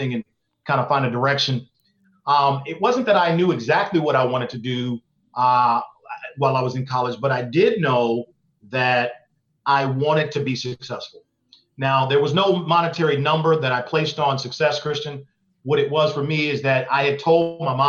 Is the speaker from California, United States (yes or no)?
yes; Oakland, California, United States; I grew up in East Oakland, California